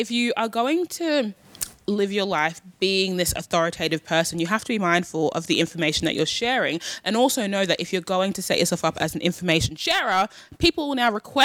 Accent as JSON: {"language": "English", "country": "Australia", "tie": "born or raised there", "said": "I was born and raised in Australia"}